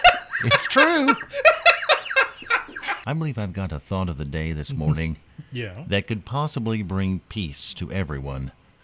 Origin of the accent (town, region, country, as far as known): Owensville, United States; born or raised there